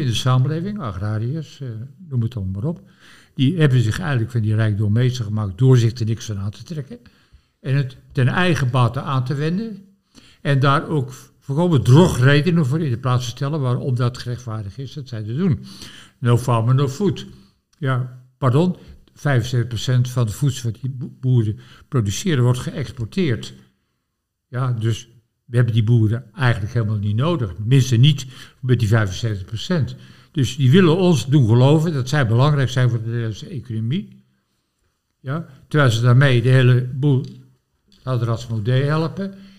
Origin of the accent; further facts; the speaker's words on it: Gorinchem, South Holland, Netherlands; ik ben opgegroeid in Gorkum, Abbaswaard, rivier, lingengebied.